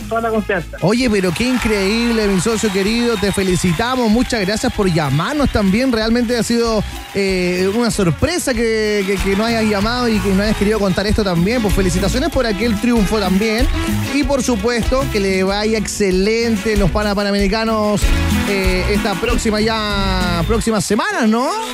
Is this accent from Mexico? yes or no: no; Chile